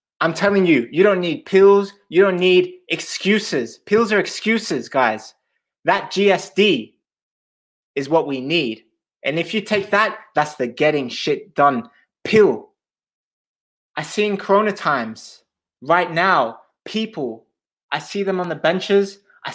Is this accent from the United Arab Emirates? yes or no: no; Australia; also born or lived in Switzerland; now in London, United Kingdom; I'm originally from Australia.